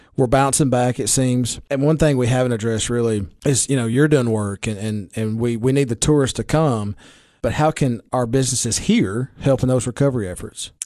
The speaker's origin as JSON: {"language": "English", "town": "Baxter", "region": "Tennessee", "country": "United States", "said": "I'm from Baxter and I'm a county commissioner"}